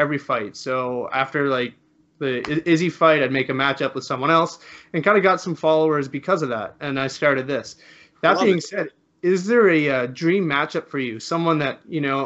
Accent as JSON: {"language": "English", "country": "Canada", "said": "As a Canadian"}